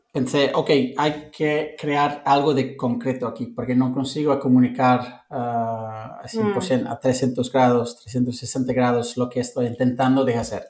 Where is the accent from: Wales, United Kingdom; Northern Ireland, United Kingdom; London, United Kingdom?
London, United Kingdom; Spanish is a second language; moved away as an adult; also born or lived in Cape Town, South Africa / Montenegro / Italy / Lisbon, Portugal; now in Barcelona, Spain; soy de Londres